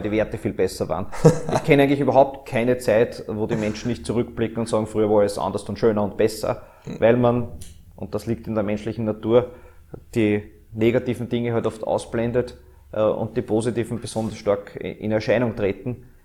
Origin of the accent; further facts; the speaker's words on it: Austria; dieses Österreich, diese Heimat, die wir haben